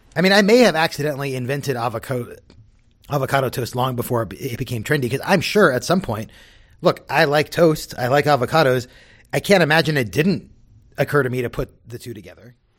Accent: Southern California, United States; I grew up in Southern California.

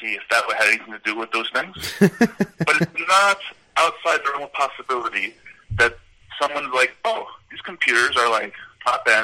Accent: Colombia

